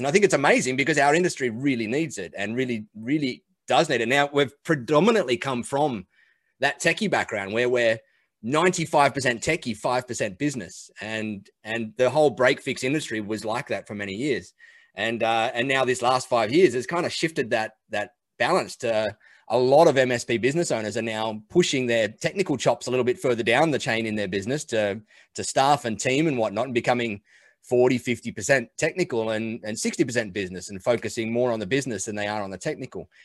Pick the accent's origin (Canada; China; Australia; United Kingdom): Australia; I'm an Aussie. I live out here in Australia on the beach